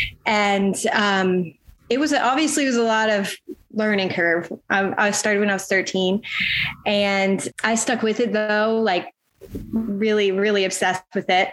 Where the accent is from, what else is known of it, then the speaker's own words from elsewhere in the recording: Ocean Springs, Mississippi, United States; also born or lived in Jackson, Mississippi; I grew up on the Mississippi Gulf Coast, specifically in Ocean Springs